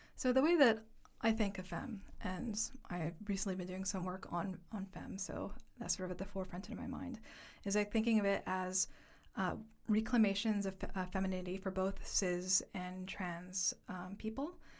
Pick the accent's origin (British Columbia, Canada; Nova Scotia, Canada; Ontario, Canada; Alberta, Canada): Ontario, Canada; Toronto; moved away as an adult; also born or lived in Halifax / Upstate New York / Vancouver; now in London, United Kingdom; I am from Canada, specifically from Toronto, so a Chinese diasporic settler in Haudenosaunee territory